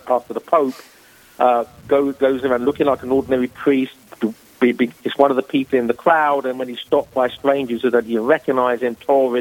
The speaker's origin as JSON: {"language": "English", "region": "England", "country": "United Kingdom", "tie": "born or raised there", "moved": "as an adult", "lives_now": "South Carolina, United States", "said": "As my accent will betray, I'm a native of England, but I've lived in the States for the last 20 years. I'm currently residing in South Carolina"}